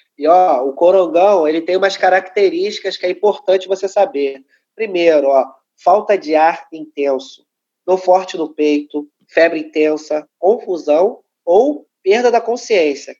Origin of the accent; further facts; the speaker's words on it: Rio de Janeiro, Brazil; cria da Maré